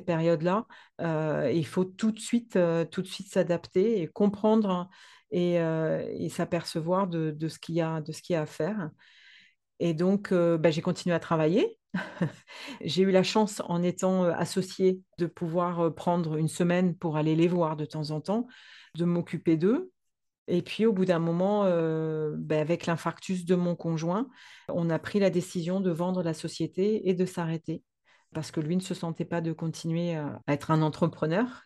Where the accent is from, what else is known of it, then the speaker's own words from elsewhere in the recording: France; also born or lived in Provence; je suis française. Ah ah. J'habite dans le sud de la France, en Provence